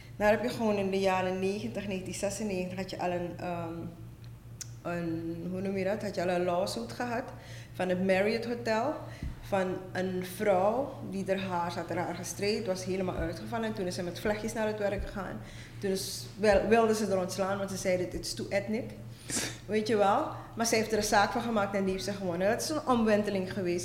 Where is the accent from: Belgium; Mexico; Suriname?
Suriname; moved away as an adult; also born or lived in Netherlands / Amsterdam, Netherlands; now in Brooklyn, New York, United States; ik ben inderdaad getogen in Suriname